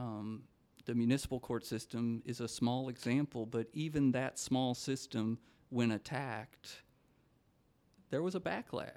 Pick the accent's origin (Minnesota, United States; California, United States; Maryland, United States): Minnesota, United States; I come from Minnesota